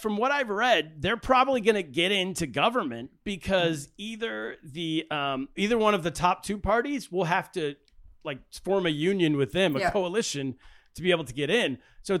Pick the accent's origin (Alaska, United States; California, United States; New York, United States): California, United States; Sacramento; We love him in California. I'm from California. I'm from Sacramento.